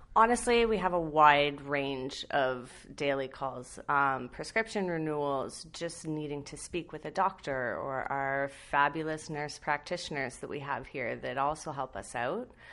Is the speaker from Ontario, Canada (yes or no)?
yes; London, Ontario, Canada; I'm born and raised in London. Um, so I've stayed here my whole life. I went to Fanshawe